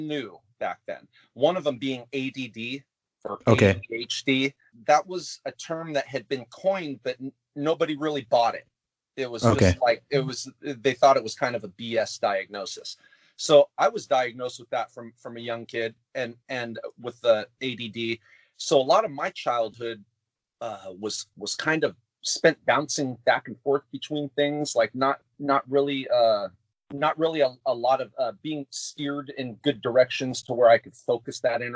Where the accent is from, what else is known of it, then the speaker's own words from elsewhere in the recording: Anaheim, California, United States; I'm born and raised in California. There's a place in California called Anaheim, which is where Disneyland's at. And that's where I was born and raised